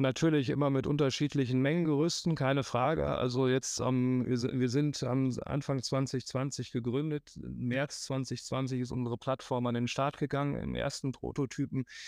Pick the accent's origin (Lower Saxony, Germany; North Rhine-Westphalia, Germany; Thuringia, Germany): North Rhine-Westphalia, Germany; Münster; nach Münster, wo ich herkomme